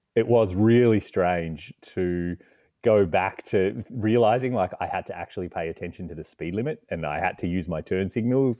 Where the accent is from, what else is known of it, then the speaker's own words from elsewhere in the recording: Australia; accent: Australian; moved away as an adult; also born or lived in Canada; I'm originally from Australia, you can tell by the accent, and that's actually where I am right now.